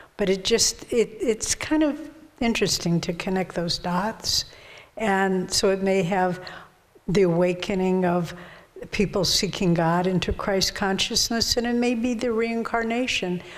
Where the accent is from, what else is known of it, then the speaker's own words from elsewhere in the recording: Moldova; now in Glastonbury, United Kingdom; originally from Moldova.